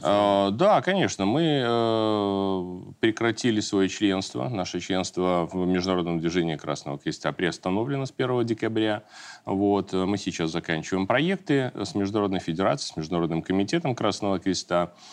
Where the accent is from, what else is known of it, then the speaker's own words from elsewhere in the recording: Belarus; мы, белорусы